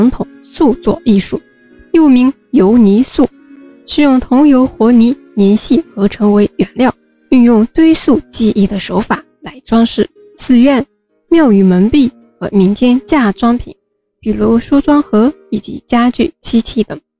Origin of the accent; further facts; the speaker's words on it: Wenzhou, Zhejiang, China; 作为一个土生土长的温州人，可以看到家乡的传统艺术发展那么好，非常的骄傲。